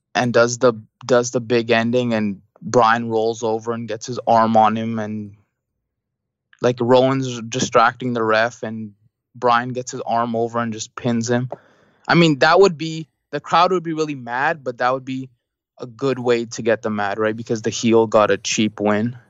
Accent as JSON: {"language": "English", "country": "Canada", "said": "I'm Canadian"}